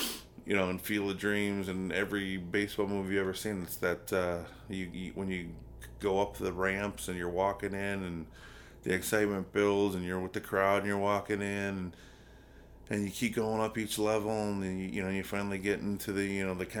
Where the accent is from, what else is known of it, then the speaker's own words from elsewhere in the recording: Chicago, Illinois, United States; I'm from Chicago